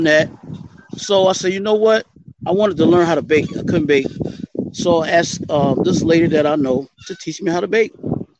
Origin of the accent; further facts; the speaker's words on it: Orangeburg, South Carolina, United States; also born or lived in Charlotte, North Carolina / Greenwood, South Carolina; I'm from Orangeburg, South Carolina. I've been around a long time in the community.